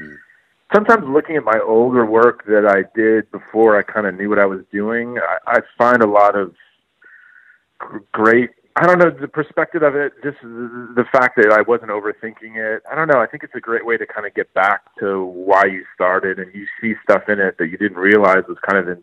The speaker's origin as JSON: {"language": "English", "area": "Orange County", "region": "California", "country": "United States", "tie": "born or raised there", "also_born_or_lived": "Los Angeles, California", "said": "I was born in Los Angeles, and then my parents moved down to Orange County, just south, about an hour, when I was about two. So I mainly grew up in Orange County, California"}